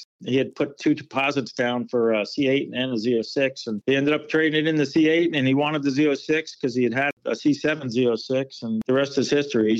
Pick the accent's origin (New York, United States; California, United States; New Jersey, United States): New Jersey, United States; now in Maryland, United States; because I'm from New Jersey.